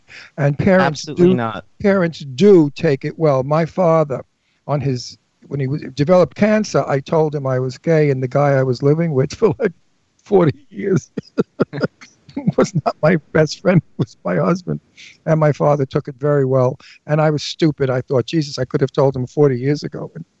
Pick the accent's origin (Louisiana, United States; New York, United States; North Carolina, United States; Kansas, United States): New York, United States; New York City; moved away; also born or lived in Astoria / Garden City / Setauket / Nassau County, Long Island; I was born in Brooklyn. I lived in Astoria for some of my life. And then I lived in Garden City. I lived in Setauket. I lived in right next to you in Valley Stream